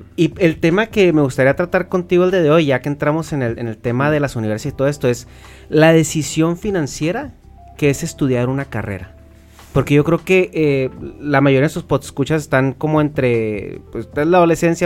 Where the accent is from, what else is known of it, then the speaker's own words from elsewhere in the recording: Chihuahua, Mexico; nosotros somos de Chihuahua